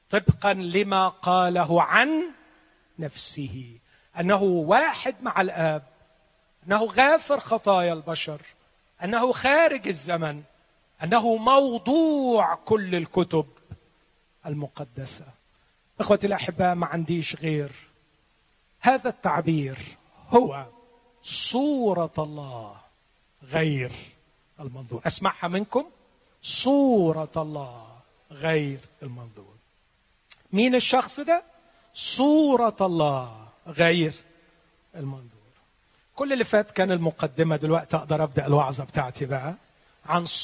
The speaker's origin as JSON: {"language": "Arabic", "region": "Upper Egypt", "country": "Egypt", "tie": "born or raised there", "said": "أنا شفت عمدة زمان وأنا صغير اتربيت شوية في الصعيد"}